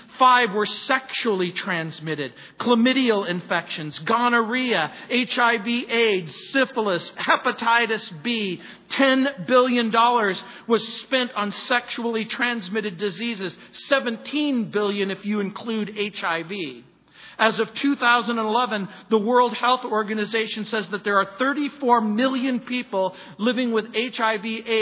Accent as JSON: {"language": "English", "region": "Southern California", "country": "United States", "tie": "born or raised there", "also_born_or_lived": "New Orleans, Louisiana / San Francisco", "said": "raised in Southern California"}